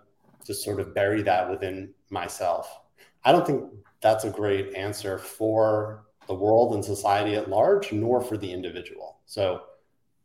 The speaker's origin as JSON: {"language": "English", "region": "New Jersey", "country": "United States", "tie": "born or raised there", "said": "growing up in New Jersey with a Jewish background"}